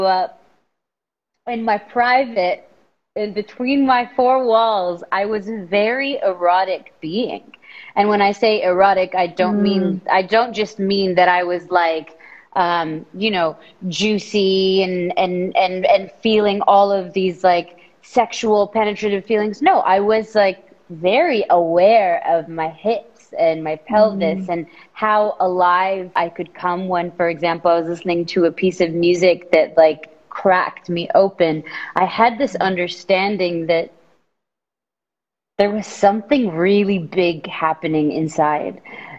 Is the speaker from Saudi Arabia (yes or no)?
yes; Saudi Arabia; moved away as an adult; now in Los Angeles, United States; I'm from Saudi Arabia. I was born and raised there. I moved to LA coming up 7 years ago